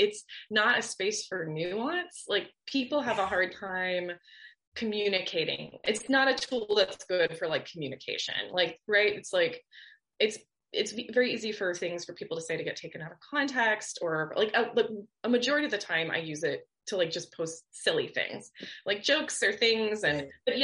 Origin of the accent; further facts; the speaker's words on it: Orlando, Florida, United States; now in Miami, United States; I'm from Orlando